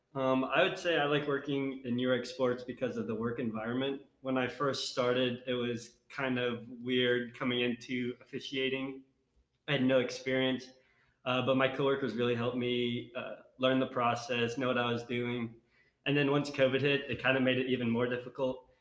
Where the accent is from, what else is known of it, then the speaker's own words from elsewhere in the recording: Dallas, Texas, United States; now in Northwest Arkansas, United States; coming from the big city in the Dallas area, I didn't have as much nature as we do up here